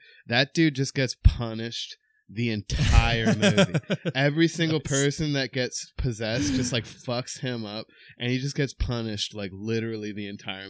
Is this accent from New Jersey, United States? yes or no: yes; New Jersey, United States; moved away as an adult; also born or lived in New Orleans, Louisiana; now in North Carolina, United States; I lived in New Orleans for like 10 years, but I grew up in New Jersey.